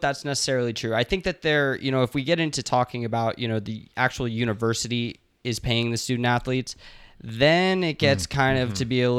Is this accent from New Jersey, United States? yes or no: no; Norman, Oklahoma, United States; even though I'm from Norman, Oklahoma, and I've been a Sooner fan my whole life.